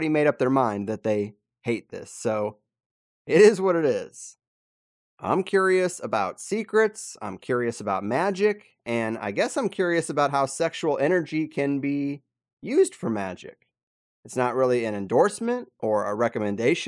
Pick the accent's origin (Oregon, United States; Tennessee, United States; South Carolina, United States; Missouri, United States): Missouri, United States; I grew up in Missouri